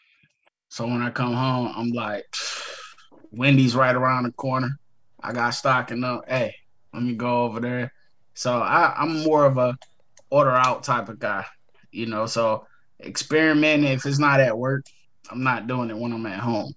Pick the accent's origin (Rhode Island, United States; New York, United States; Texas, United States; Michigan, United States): Michigan, United States; Detroit; I come from Detroit Public Schools